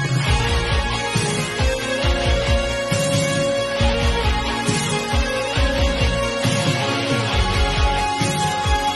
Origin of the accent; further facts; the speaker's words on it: Delaware County, Pennsylvania, United States; now in Delaware, United States; we're from Delaware County originally